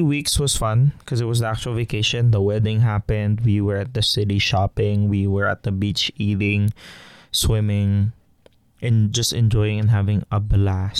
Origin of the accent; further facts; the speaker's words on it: Philippines; moved away; I'm Filipino and I grew up with it